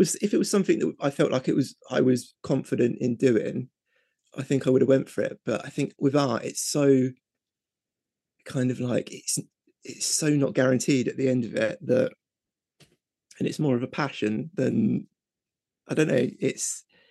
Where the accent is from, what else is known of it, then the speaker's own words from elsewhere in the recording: Reading, South East England, United Kingdom; I'm from Reading in England